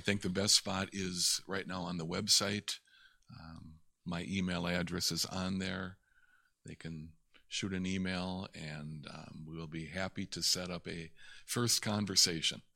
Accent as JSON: {"language": "English", "town": "Little Chute", "region": "Wisconsin", "country": "United States", "tie": "born or raised there", "also_born_or_lived": "De Pere, Wisconsin", "said": "I grew up in Little Chute"}